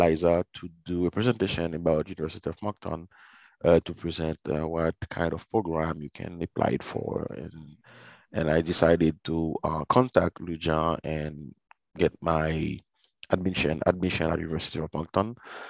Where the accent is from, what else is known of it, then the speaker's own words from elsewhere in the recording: Port-au-Prince, Ouest, Haiti; because I don't recall when I was growing up in Port-au-Prince, I saw people, dead people, you know.